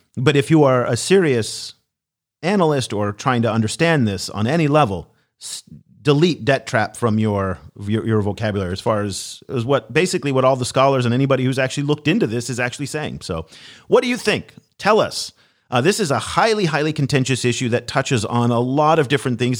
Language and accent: English; United States; as an American